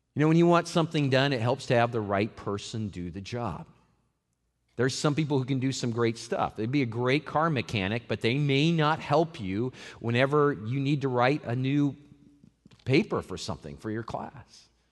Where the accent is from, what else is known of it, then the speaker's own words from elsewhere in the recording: Colorado, United States; moved away as an adult; also born or lived in Seattle area, Washington / Las Vegas, Nevada; now in Lakeland, United States; I grew up on a farm in Colorado